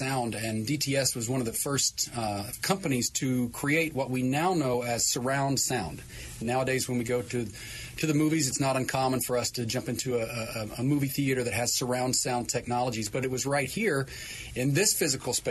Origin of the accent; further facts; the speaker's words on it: Virginia, United States; accent: twang; now in Los Angeles, United States; I grew up in Virginia. You probably still detect a bit of a twang in my voice, although I've lived in L.A. for 25 years.